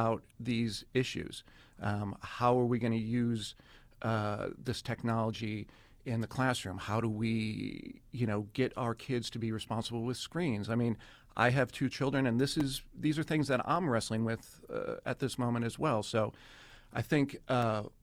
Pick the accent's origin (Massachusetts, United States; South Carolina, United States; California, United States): California, United States; San Francisco; moved away as an adult; now in South Dakota, United States; I am from San Francisco